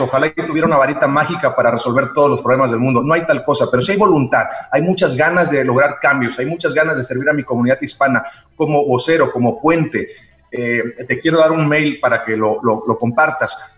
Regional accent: Xicoténcatl, Tamaulipas, Mexico; also born or lived in Ciudad Mante, Tamaulipas / New York / Mexico City / Miami; now in Los Angeles, United States; Yo nací en Ciudad Mante, Tamaulipas, y crecí en Jicotencal, Tamaulipas

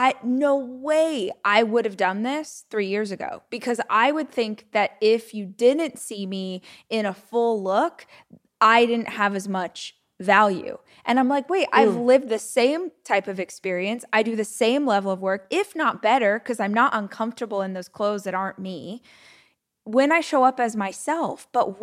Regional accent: United States; I'm straight. I'm white. I'm American.

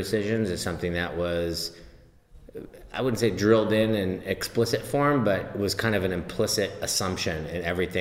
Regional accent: Tiburon, California, United States; I grew up in the Bay Area, in Tiburon

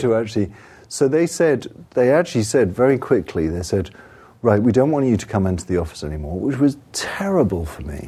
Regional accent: England, United Kingdom; I'm English

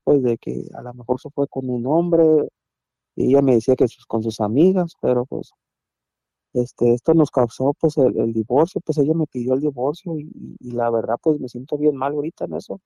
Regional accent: Mazatlán, Sinaloa, Mexico; moved away; yo soy de Mazatlán, de Mazatlán, Sinaloa, yo soy allá

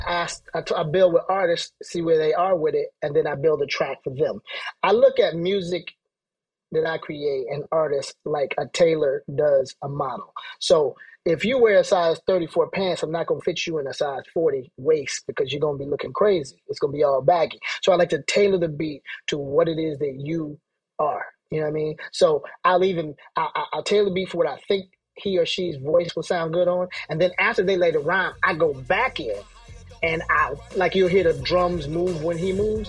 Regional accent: Atlanta, Georgia, United States; also born or lived in Brooklyn / Philadelphia; I'm from Atlanta, but I was living in Brooklyn

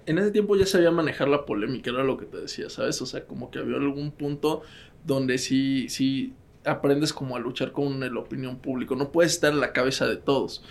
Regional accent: Mexico City, Mexico; also born or lived in Spain; yo soy de Ciudad de México

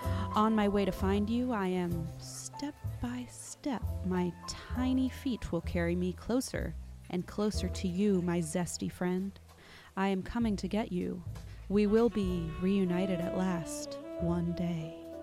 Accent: Switzerland; I'm from Switzerland, and the only cryptids I grew up with are the Krampus

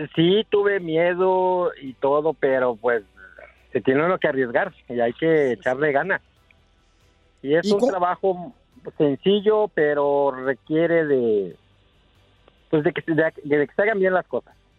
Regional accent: Morelos, Mexico; moved away; yo nací en Cuauhtlisco, Morelos

